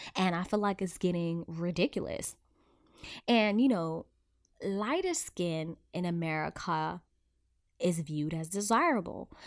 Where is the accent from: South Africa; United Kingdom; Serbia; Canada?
South Africa; I was born and raised in South Africa